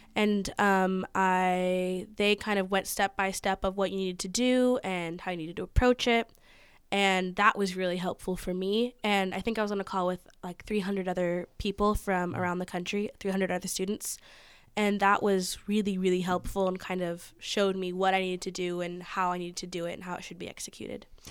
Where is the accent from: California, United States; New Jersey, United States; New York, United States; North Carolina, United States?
California, United States; Napa; growing up in Napa